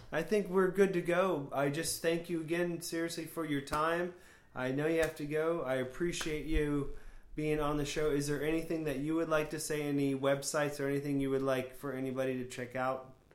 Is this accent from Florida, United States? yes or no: yes; Florida, United States; born or raised there; also born or lived in New Hampshire